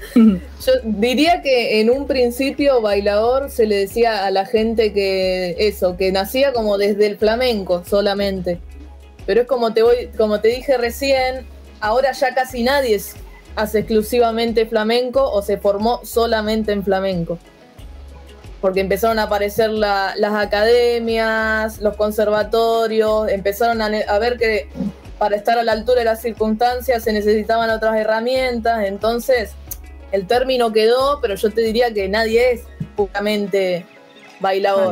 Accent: Allen, Río Negro, Argentina; yo soy de la ciudad de Allen. Empecé en un oh. instituto privado de allá

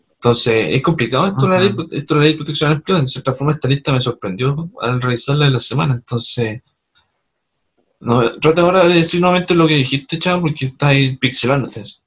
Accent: Punta Arenas, Magallanes, Chile; Saludos a Punta mi ciudad natal.

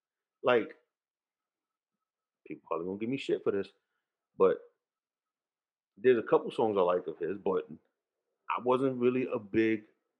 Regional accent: Jersey City, New Jersey, United States; I'm born and raised in Jersey City.

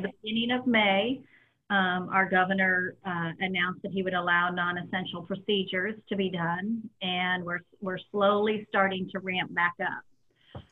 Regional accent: Indianapolis, Indiana, United States; I grew up just a couple blocks from the track

